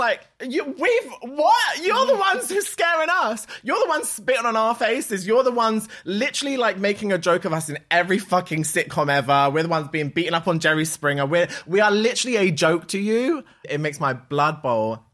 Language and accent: English; London, United Kingdom; I'm from Ladbroke Grove